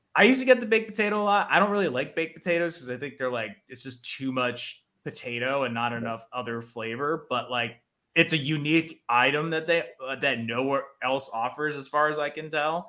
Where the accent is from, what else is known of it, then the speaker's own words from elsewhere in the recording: New Jersey, United States; I'm from New Jersey. I'm from the land of diners.